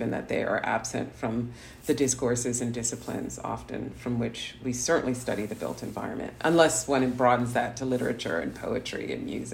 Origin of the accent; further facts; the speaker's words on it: New Jersey, United States; I'm a girl from Jersey.